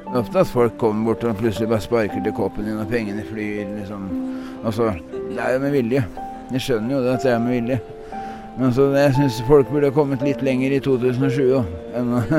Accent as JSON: {"language": "Norwegian", "town": "Sarpsborg", "region": "Østfold", "country": "Norway", "tie": "born or raised there", "also_born_or_lived": "Drammen", "moved": "as an adult", "lives_now": "Oslo, Norway", "said": "født i Drammen, og flytta derfra da jeg var fem år, til Sarpsborg. Og så bodde jeg i Sarpsborg til jeg var ja, 22."}